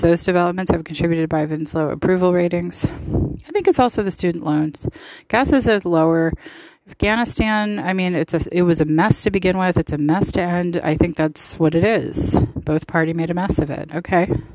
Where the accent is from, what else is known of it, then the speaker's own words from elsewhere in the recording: United States; I love being an American and I'm proud of it.